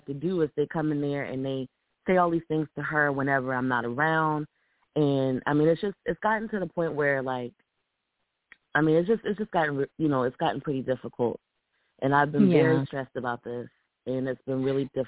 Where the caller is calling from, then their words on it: Columbia, South Carolina, United States; I'm calling from Columbia, South Carolina.